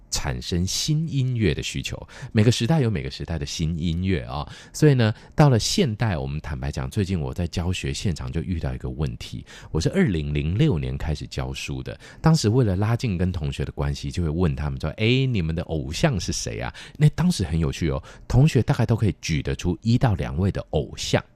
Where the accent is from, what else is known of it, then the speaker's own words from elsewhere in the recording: Taiwan; 在学习台语的部分的时候，除了妈妈在家里说的话之外呢，很多时候呢，都是这一些台语的儿歌带给我们的啊